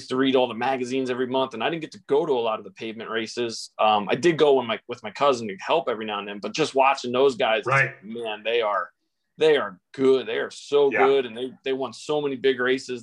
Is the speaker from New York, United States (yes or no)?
yes; Long Island, New York, United States; growing up on Long Island, we had both.